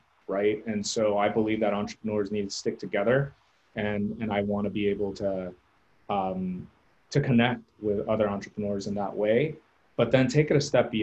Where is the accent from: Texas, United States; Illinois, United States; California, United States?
California, United States; Southern; moved away as an adult; now in San Antonio, United States; I'm personally from Southern California, grew up there almost my entire life